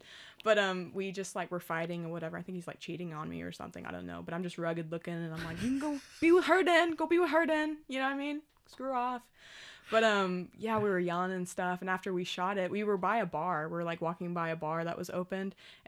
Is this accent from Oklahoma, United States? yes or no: yes; Oklahoma, United States; Dude, me too. It's okay. We're from Oklahoma.